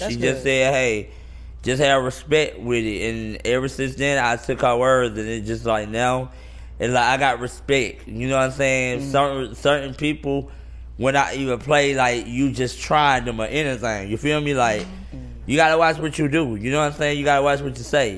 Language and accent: English; Atlanta, Georgia, United States; I'm from Atlanta